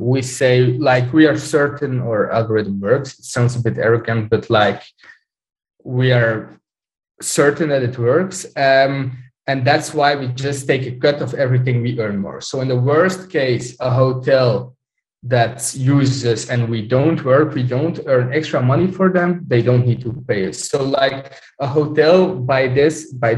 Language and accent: English; Belgium; I'm from Belgium